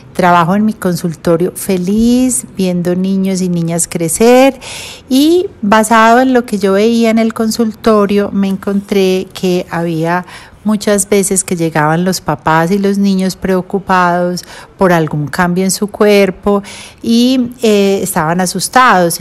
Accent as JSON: {"language": "Spanish", "town": "Medellín", "region": "Antioquia", "country": "Colombia", "tie": "born or raised there", "also_born_or_lived": "Cleveland, United States / Washington, D.C., United States", "said": "estuve hasta los tres años em, viviendo en Estados Unidos y ya me regresé para Colombia, donde estudié en, en Medellín, en el Colegio Pinares"}